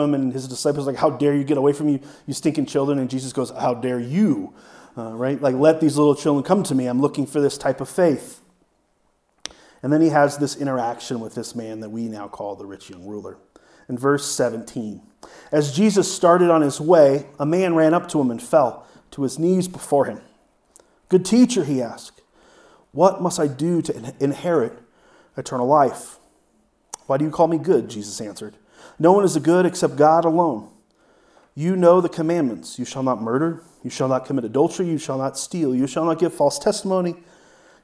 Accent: United States; I am an American

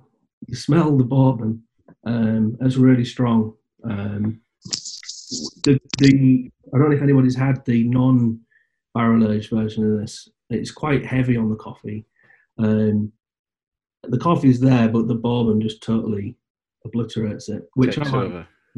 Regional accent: Hull, Yorkshire and the Humber, United Kingdom; I live near Hull. I was born in Hull.

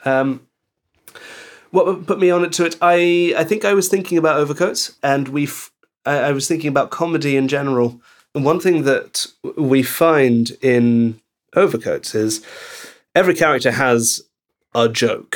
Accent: Belgium; moved away; I grew up in Belgium

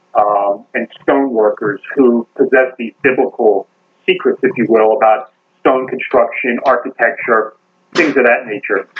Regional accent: Baltimore, Maryland, United States; I'm from Baltimore, Baltimore, Maryland.

